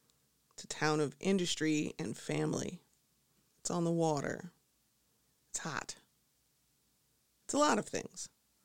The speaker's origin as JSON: {"language": "English", "region": "Midwest", "country": "United States", "lives_now": "Chicago, United States", "said": "And as a Midwesterner, I think we're always just hoping someone else's landscape will make ours look more interesting by comparison. I mean, sure, we have skyscrapers here. I'm in Chicago."}